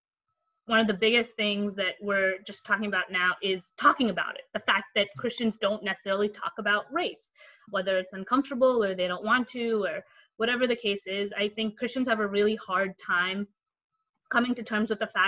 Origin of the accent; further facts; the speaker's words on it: Elmwood Park, New Jersey, United States; also born or lived in India; I am from Elmwood Park, New Jersey, about 10 miles out of New York City. I was born in India, and my family and I moved here when I was 8 years old